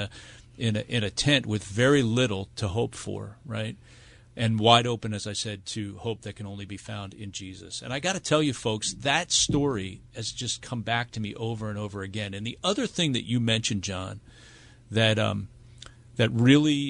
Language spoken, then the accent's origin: English; United States; As an American